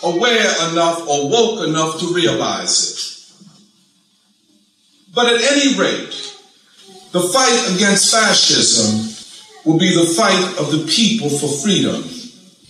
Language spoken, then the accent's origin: English; Philadelphia, Pennsylvania, United States; I'm from Philadelphia.